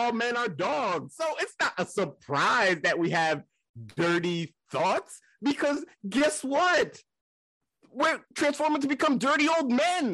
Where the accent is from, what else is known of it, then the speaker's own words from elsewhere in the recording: Rockland County, New York, United States; I was born in Rockland County, New York